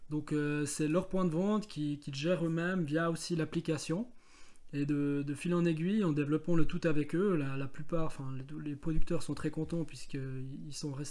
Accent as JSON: {"language": "French", "town": "Bavois", "region": "Vaud", "country": "Switzerland", "said": "Oui effectivement ben, c'est vrai que on vient de Bavois, on a déjà cherché des producteurs qui habitent Bavois ou dans la région."}